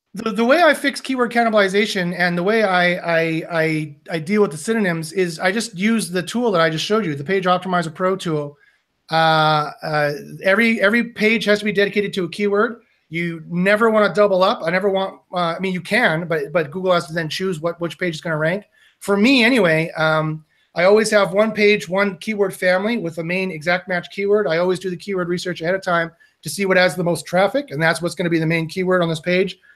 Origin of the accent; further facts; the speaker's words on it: Canada; we're both Canadian